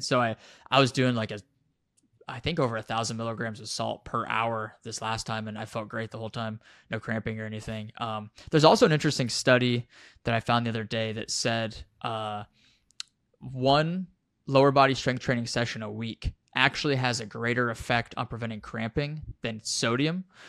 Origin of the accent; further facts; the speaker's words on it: Wyoming, United States; moved away as an adult; I grew up in Wyoming at over a mile high. F, I was there for twenty years, the first twenty years of my life.